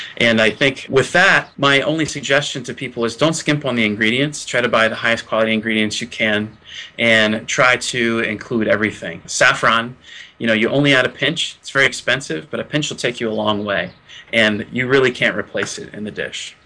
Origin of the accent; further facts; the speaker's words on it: Gettysburg, Pennsylvania, United States; I'm from Gettysburg, Pennsylvania